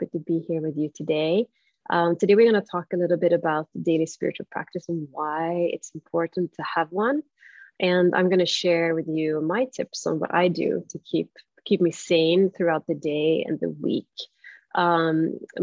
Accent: Stockholm, Stockholm County, Sweden; English is a second language; moved away as an adult; I'm from Stockholm

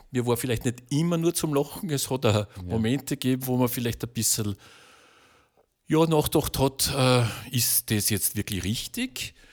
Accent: Lower Austria, Austria; weil ich komme aus der Kornkammer Österreichs, also in der Schule hat man noch gelernt, dass es die Kornkammer Österreichs

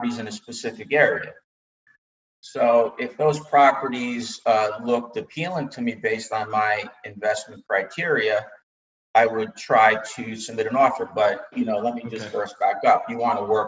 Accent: New Jersey, United States; moved away as an adult; now in Florida, United States; And I grew up in New Jersey, and basically I felt I had enough of the cold winters

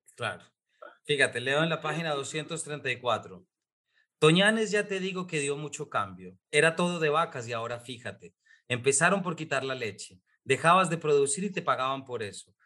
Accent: Colombia; como lector colombiano

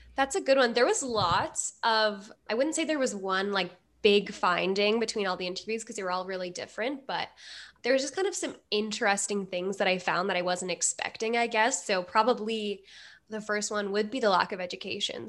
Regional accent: Edmonton, Alberta, Canada; I'm from Edmonton, Alberta.

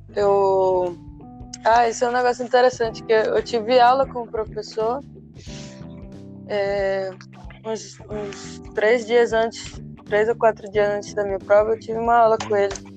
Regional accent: Brazil; moved away as an adult; a gente vem do Brasil

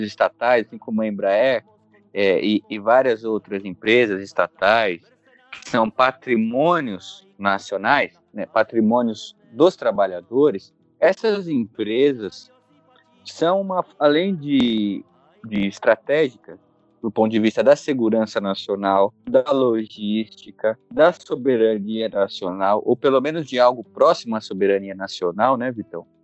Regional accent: São Paulo, Brazil; Eu moro na região metropolitana de São Paulo, sou da capital, sou do Jaraguá

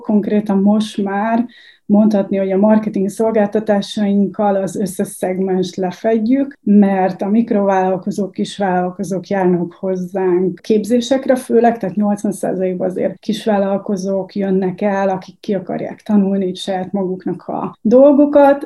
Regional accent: Bócsa, Bács-Kiskun, Hungary; moved away as an adult; Bács Kiskun megye Bócsa

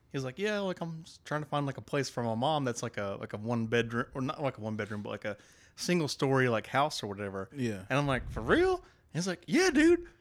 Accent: Alaska, United States; I'm from Alaska

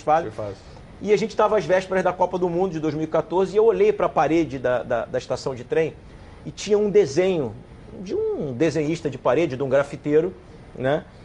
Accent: Rio de Janeiro, Brazil; eu sou nascido criado em Vila Isabel

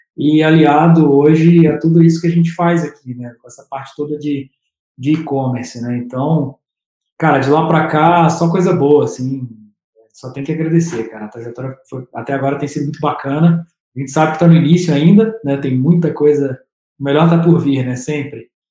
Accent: Juiz de Fora, Minas Gerais, Brazil; moved away as an adult; now in São Paulo, Brazil; Sou de Minas

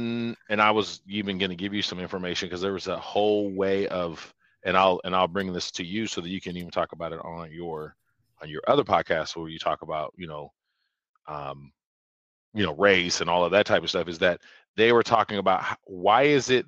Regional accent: United States; Because I'm American.

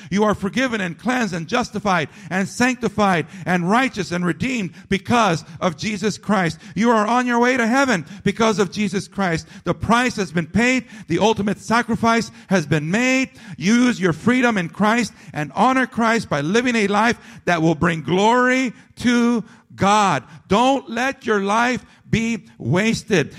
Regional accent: United States; as American citizens and as residents of this great nation

